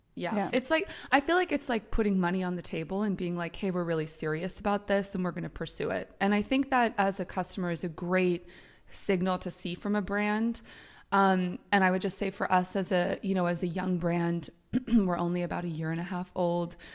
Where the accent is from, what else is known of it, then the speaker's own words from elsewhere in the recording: United States; moved away as an adult; now in Europe; I'm American, I've lived in Europe for 10 years